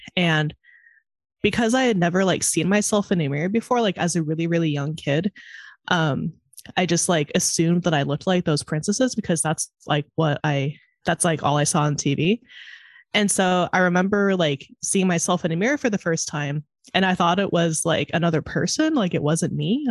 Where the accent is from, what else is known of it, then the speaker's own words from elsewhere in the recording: California, United States; now in Chicago, United States; I grew up in California, but now I live in Chicago